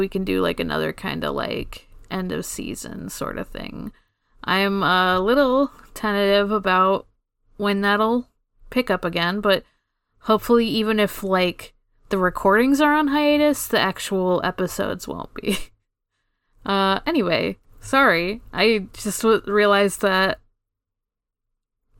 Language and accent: English; Canada; we're always Canadian